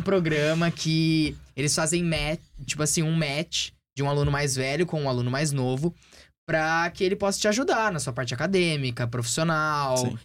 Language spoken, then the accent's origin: Portuguese; Brazil; moved away as an adult; now in United States; quando eu saí do Brasil lá em agosto do ano passado